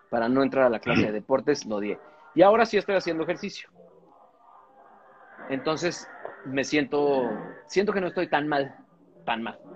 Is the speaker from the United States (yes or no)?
yes; United States; O sea, soy un, soy un gringo blanco.